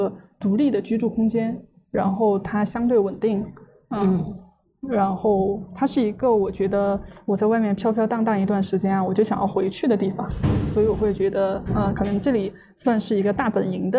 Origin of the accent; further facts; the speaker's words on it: Mianyang, Sichuan, China; moved away as an adult; also born or lived in Shanghai / Beijing / Dali; now in Chengdu, China; 我老家在四川绵阳